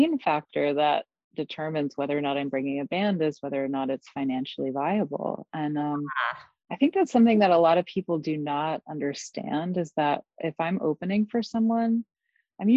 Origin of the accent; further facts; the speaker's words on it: New York, United States; I play with my hometown crew from New York